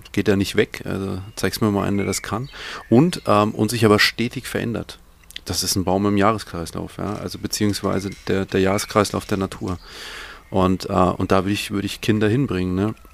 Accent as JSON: {"language": "German", "region": "Bavaria", "country": "Germany", "said": "ich bin ein Franke, das ist voll schwierig."}